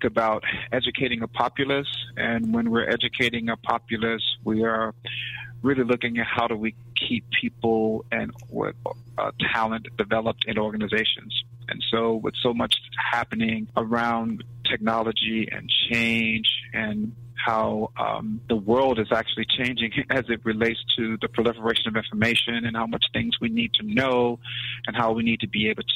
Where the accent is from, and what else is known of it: Mississippi, United States; born or raised there; moved away; also born or lived in West Palm Beach, Florida